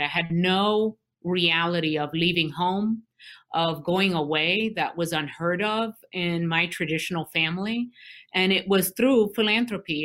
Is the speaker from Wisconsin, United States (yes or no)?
no; New York City, New York, United States; moved away as an adult; also born or lived in Vermont / Newark, New Jersey; I, born and raised in Brooklyn, New York